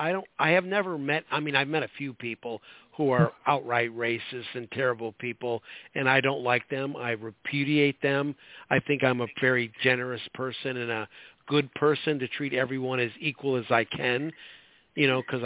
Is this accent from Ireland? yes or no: no; Chicago, Illinois, United States; moved away; I'm from Chicago originally. It was, when I was growing up there, it was a great town